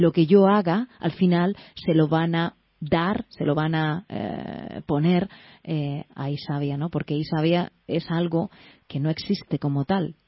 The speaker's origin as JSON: {"language": "Spanish", "region": "Valencian Community", "country": "Spain", "said": "yo soy de la comunidad valenciana y le tengo mucho cariño"}